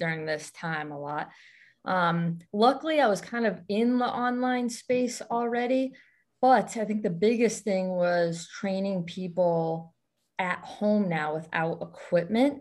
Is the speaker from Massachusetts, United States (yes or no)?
yes; Western Massachusetts, United States; also born or lived in Boston area, Massachusetts; I was born in Western Massachusetts area, and now I reside more close to the Boston area